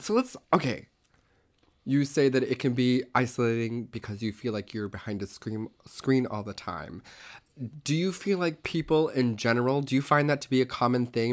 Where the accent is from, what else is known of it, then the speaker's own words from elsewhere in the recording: Tulsa, Oklahoma, United States; I was born in eighty-seven in Tulsa, Oklahoma.